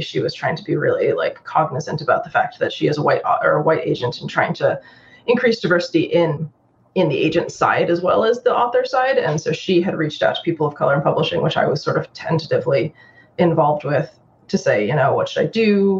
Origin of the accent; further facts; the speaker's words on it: Japan; also born or lived in New York, United States; But my mom's Chinese and my dad's Irish, and I grew up in Japan.